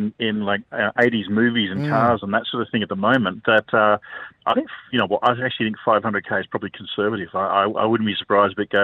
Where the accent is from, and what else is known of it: Australia